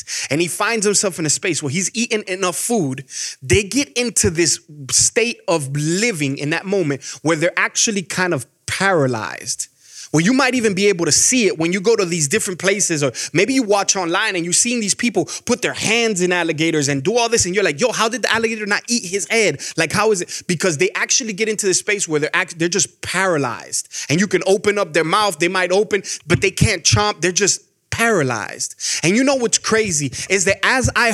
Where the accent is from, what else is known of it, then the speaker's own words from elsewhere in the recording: Miami, Florida, United States; moved away as an adult; now in Georgia, United States; when I grew up in Miami, we had squirrels